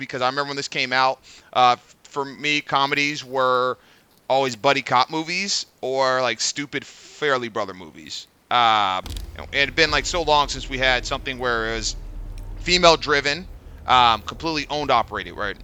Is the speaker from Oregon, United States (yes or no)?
no; San Diego, California, United States; Mike and I grew up in San Diego.